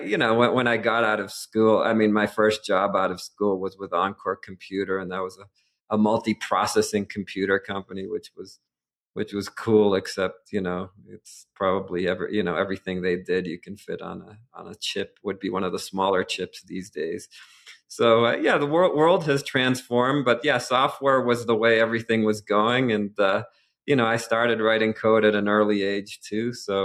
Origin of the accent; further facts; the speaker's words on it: Boston, Massachusetts, United States; Well, I was born and raised in the Boston area.